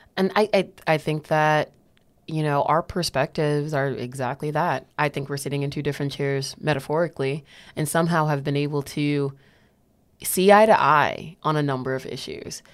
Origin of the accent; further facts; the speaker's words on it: New Haven, Connecticut, United States; I am a Black woman who was, uh, raised, born, raised, and stayed in New Haven.